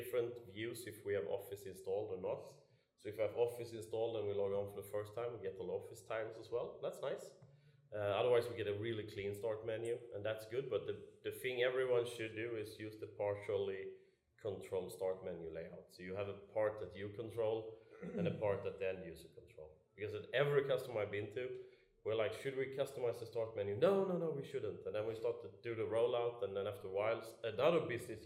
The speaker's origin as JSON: {"language": "English", "country": "Sweden", "said": "I'm from Sweden"}